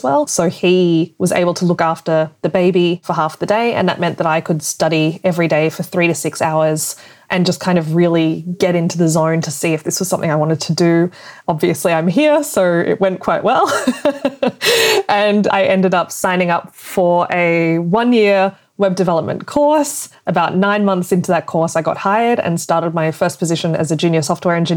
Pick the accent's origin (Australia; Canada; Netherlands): Australia; moved away as an adult; now in Germany; I'm originally from Australia, but I live now in Germany.